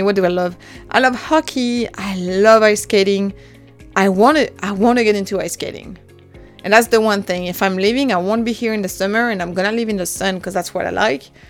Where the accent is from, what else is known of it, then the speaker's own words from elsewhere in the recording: French Alps, France; first language French; English is a second language; also born or lived in Dallas, Texas, United States; I was born and raised in the French Alps